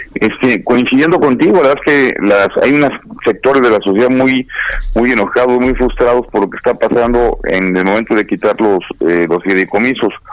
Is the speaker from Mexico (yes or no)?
yes; Querétaro, Mexico; yo soy queretano